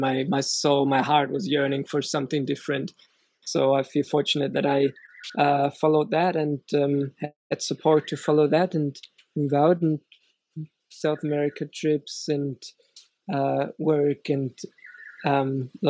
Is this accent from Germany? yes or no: yes; Germany; moved away as an adult; I grew up in Germany and grew up with music